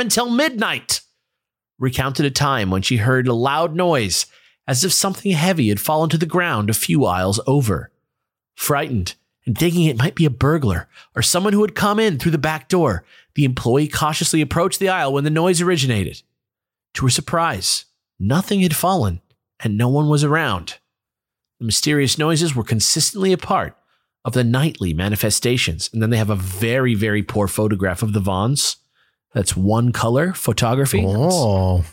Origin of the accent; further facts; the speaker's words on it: near LA, California, United States; the ferry leaves from my hometown.